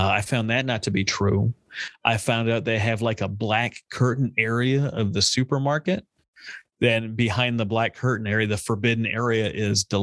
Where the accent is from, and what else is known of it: United States; born or raised there